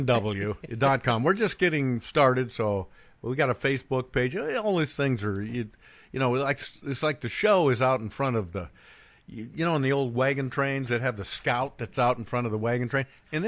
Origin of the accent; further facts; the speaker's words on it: Bend, Oregon, United States; moved away; my hometown of Bend, Oregon